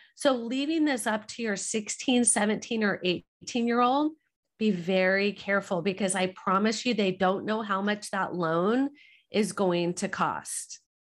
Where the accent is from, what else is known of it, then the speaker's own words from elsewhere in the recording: Southern California, United States; We're from Southern California.